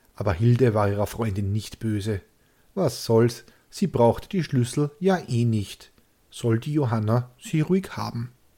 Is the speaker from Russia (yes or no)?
no; Austria; so sind wir Österreicher.